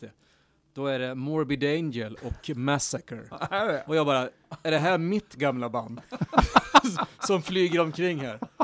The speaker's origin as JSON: {"language": "Swedish", "town": "Horndal", "region": "Dalarna County", "country": "Sweden", "tie": "born or raised there", "said": "Horndal, där växte jag upp och lärde mig mycket"}